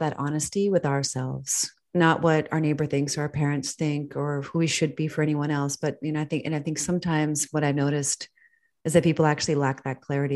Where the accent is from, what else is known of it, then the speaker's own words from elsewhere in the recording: United States; moved away as an adult; also born or lived in Switzerland; I'm an American